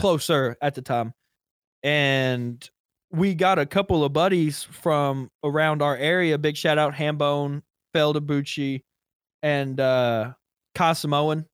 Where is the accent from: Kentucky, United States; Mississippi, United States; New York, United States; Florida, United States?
Kentucky, United States; I'm also from Kentucky